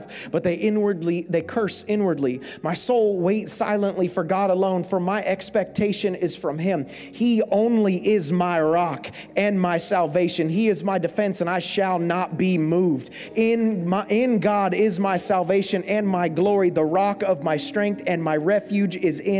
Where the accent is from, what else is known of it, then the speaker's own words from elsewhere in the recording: South Florida, United States; I'm from South Florida, America, so my Greek isn't very good